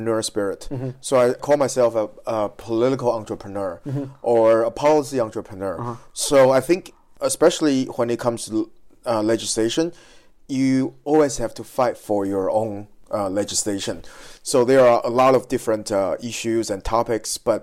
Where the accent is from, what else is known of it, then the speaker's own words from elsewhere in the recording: Taiwan; moved away as an adult; also born or lived in San Francisco; I was born in Taiwan. I was born and raised in Taiwan.